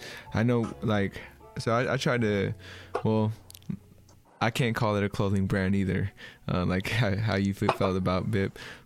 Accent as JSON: {"language": "English", "area": "Bay Area", "region": "California", "country": "United States", "said": "I'm from out here, and I haven't heard Bip used, but yeah, I'm 32"}